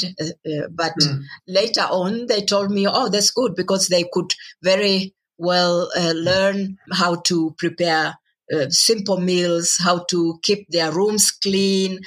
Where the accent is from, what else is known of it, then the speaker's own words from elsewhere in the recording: Moshi, Kilimanjaro, Tanzania; moved away; Moshi, that's my town in the northern part of Tanzania